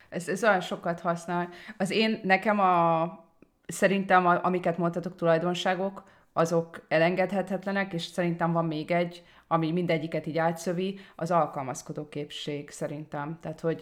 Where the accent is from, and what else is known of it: Hungary; moved away